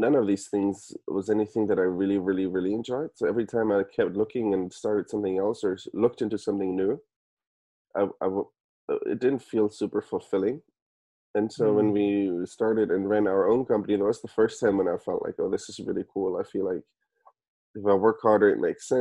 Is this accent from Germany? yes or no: yes; Germany; moved away as an adult; also born or lived in Stanford, United States; now in United States; So I'm originally from Germany. I was born and raised in Germany.